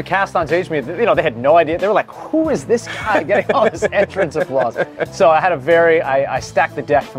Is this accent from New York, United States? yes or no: yes; Middletown, New York, United States; I grew up just about an hour, hour or so upstate.